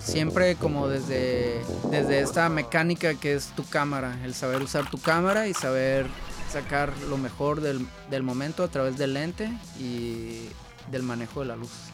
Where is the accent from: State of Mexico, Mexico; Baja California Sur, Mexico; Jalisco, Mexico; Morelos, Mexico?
Baja California Sur, Mexico; La Paz; now in Guadalajara, Mexico; Nosotros somos de La Paz